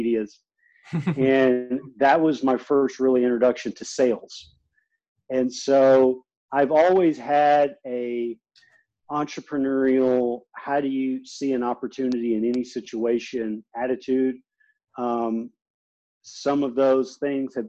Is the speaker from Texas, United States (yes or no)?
yes; Beaumont, Texas, United States; it's a town called Beaumont. And I grew up there